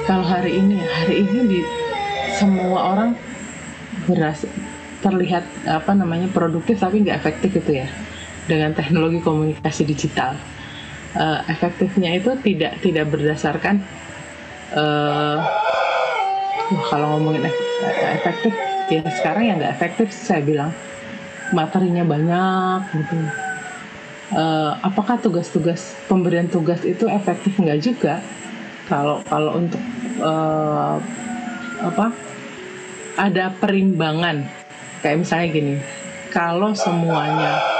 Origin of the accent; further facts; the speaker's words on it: Jakarta, Indonesia; aku besar di Jakarta SMA aku adalah di Setiabudi di Sudirman uh, rumahku di Bekasi